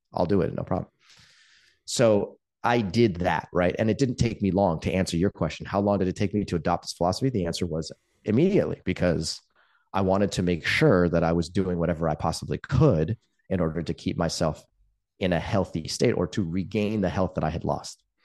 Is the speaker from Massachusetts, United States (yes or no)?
no; Palo Alto, California, United States; I grew up in Palo Alto in the nineteen eighties